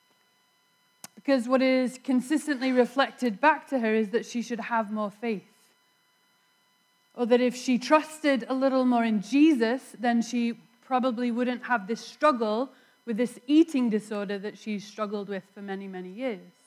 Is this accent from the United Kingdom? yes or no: yes; England, United Kingdom; born or raised there; moved away